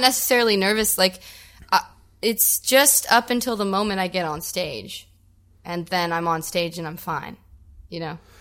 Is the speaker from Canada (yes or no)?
yes; Welland, Ontario, Canada; also born or lived in Ridgeville, Ontario; I grew up in Welland.